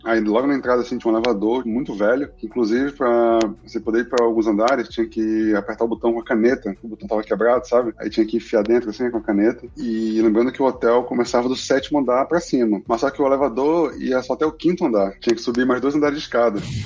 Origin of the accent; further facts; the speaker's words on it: Manaus, Amazonas, Brazil; moved away as an adult; also born or lived in São Paulo, Brazil / Cape Town, South Africa; now in Vancouver, Canada; Eu tenho 34 anos, sou de Manaus